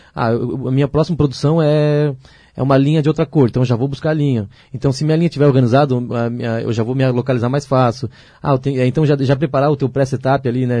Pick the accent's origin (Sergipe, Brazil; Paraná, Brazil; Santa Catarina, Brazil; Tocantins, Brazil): Santa Catarina, Brazil; Ilhota; eu sou natural de Ilhota, né? Ilhota, cidade de, aqui perto de Blumenau